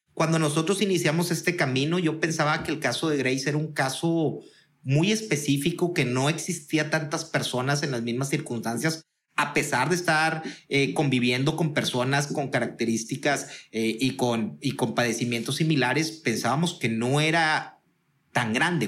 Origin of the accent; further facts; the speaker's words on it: Monterrey, Nuevo León, Mexico; Yo soy eh, empresario regiomontano